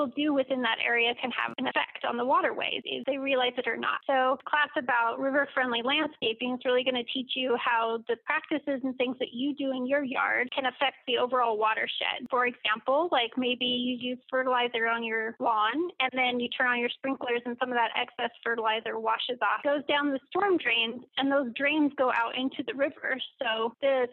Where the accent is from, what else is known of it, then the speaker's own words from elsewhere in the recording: Reno, Nevada, United States; I grew up in the Reno area, actually out in Verde.